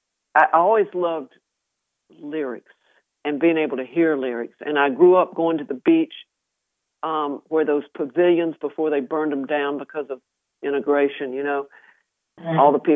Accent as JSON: {"language": "English", "town": "Spartanburg", "region": "South Carolina", "country": "United States", "tie": "born or raised there", "also_born_or_lived": "Nashville", "moved": "yes", "said": "I'm a woman of the South, period. I was born and raised in Spartanburg, South Carolina. You know, I may have gone to Nashville, but South Carolina"}